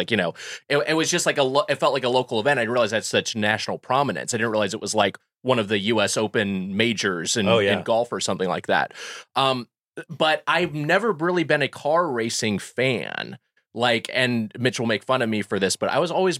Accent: Long Beach, California, United States; I'm from Long Beach, California.

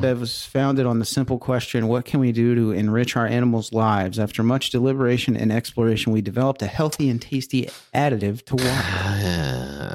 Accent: Edmonton, Alberta, Canada; Edmonton, my hometown.

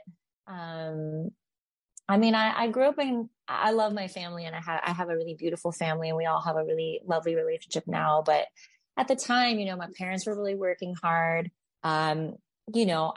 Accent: Nipomo, California, United States; now in Nashville, United States; I grew up in California, it was like very small town

